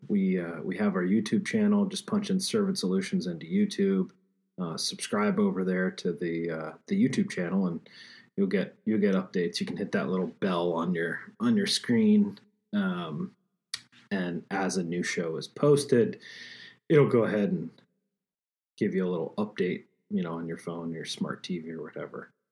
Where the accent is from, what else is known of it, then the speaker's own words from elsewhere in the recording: Pennsylvania, United States; my home state of Pennsylvania